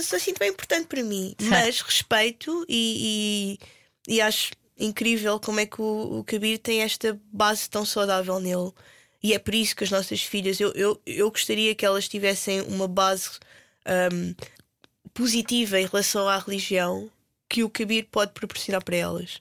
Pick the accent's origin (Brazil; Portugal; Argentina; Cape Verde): Portugal; moved away as an adult; also born or lived in London; como portugueses cristãos